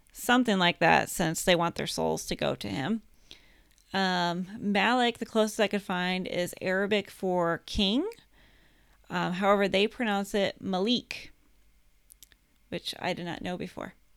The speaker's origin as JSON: {"language": "English", "country": "United States", "said": "I'm American"}